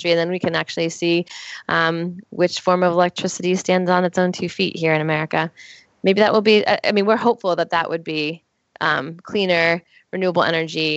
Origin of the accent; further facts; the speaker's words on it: East Coast, United States; I grew up on the East Coast. I've lived all my life up and down the East Coast, rural and urban